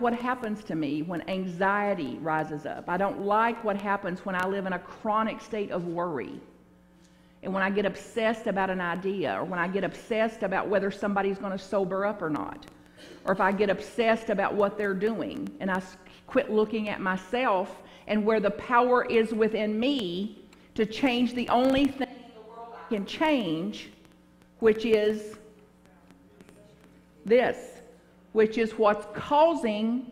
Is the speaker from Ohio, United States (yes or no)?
no; Bug Tussle, Kentucky, United States; now in San Francisco, United States; where I grew up in Bug Tussle, Kentucky.